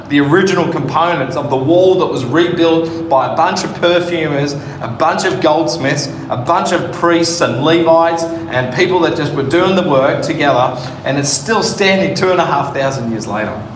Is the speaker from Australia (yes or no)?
yes; Sydney, New South Wales, Australia; now in Northern Territory, Australia; I grew up in Western Sydney.